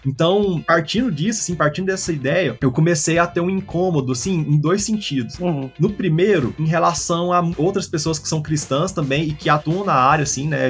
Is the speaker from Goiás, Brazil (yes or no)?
yes; Goiânia, Goiás, Brazil; eu sou daqui de Goiânia, desse lugar que eu amo